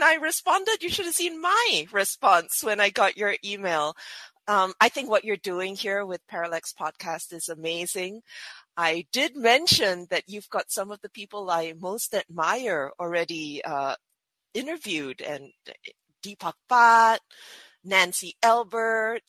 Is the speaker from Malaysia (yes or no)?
no; Singapore; I was born and bred in Singapore